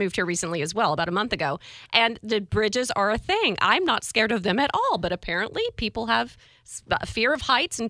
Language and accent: English; Greenville, South Carolina, United States; also born or lived in Easley, South Carolina; now in Jacksonville, United States; I was nearby there in Greenville, South Carolina. Mm-hmm. Went to school in Easley.